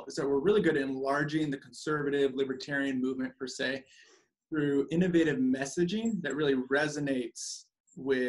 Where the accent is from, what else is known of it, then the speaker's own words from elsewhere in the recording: the Northwest, Pacific Northwest, United States; moved away as an adult; also born or lived in Arizona; I'm originally from the Northwest. So I'm a Northwest baby, you know, born and raised Northwest.